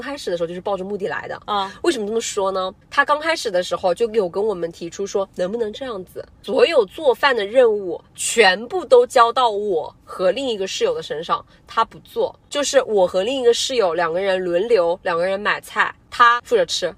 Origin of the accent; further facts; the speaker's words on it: China; 我们嗯。中国人